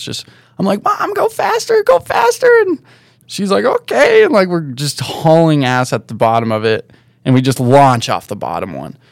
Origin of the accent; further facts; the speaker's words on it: South Lake Tahoe, California, United States; also born or lived in Oakland, California / Incline Village, Nevada; I was born just outside of Oakland in, uh, in a birthing home, and then we moved out of there to Incline when I was one. So I was just, like, straight to Tahoe, and then we moved out of Incline to South Lake Tahoe when I was two or something